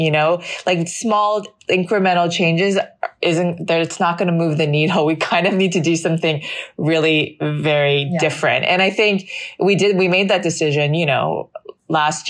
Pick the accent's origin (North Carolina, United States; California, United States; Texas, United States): California, United States; Los Angeles; moved away as an adult; also born or lived in New York; I was born in Los Angeles in Children's Hospital and near downtown. And I grew up there in mainly the Valley in Encino and in Northridge